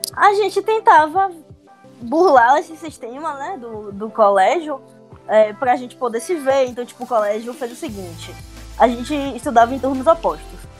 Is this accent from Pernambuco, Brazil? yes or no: no; Salvador, Bahia, Brazil; tenho 25 anos, sou aqui de Salvador.